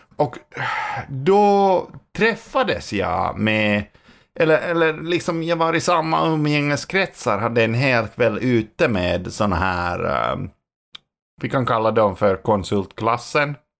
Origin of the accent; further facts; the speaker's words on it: Finland; now in Sweden; jag var hemma i Finland